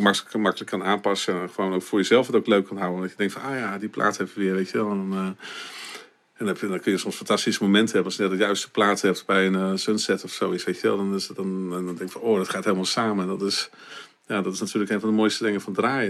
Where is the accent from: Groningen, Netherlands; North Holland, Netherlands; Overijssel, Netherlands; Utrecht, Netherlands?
Groningen, Netherlands; Winschoten; ik ben geboren in Winschoten